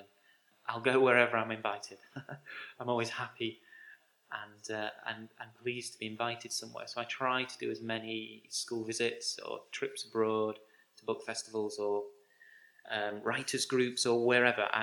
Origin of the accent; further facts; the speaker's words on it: Grimsby, Yorkshire and the Humber, United Kingdom; my hometown of Grimsby